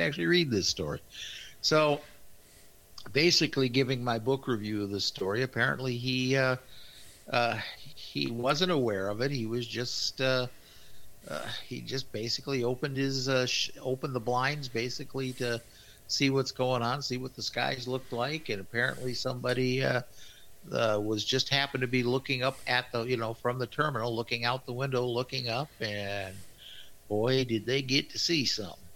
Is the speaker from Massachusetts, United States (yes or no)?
no; Kansas City, Missouri, United States; I was born in Kansas City